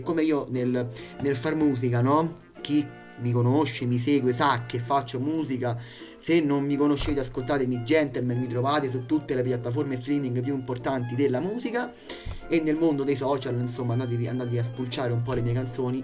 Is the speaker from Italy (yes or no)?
yes; Italy; mi ascoltate dall'Italia, il paese che io amo, il mio paese